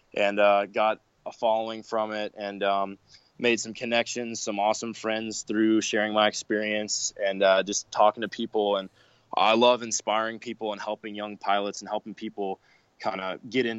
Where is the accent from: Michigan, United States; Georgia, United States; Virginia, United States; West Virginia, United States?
Georgia, United States; also born or lived in East Coast; now in Arizona, United States; I'm from Georgia